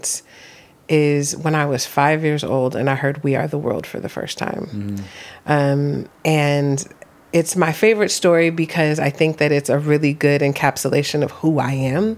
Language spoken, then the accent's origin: English; Oakland, California, United States; moved away; also born or lived in Los Angeles; I grew up in Oakland, California.